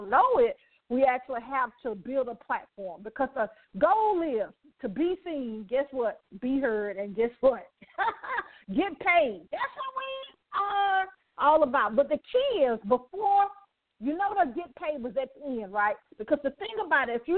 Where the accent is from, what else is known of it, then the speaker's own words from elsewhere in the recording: Birmingham, Alabama, United States; I did grow up in poverty in Birmingham, Alabama